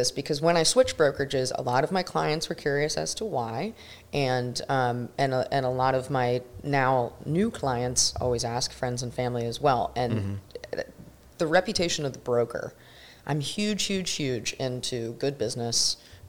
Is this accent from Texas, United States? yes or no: no; Bradenton, Florida, United States; I'm born and raised in Manatee County, and I know that like the back of my hand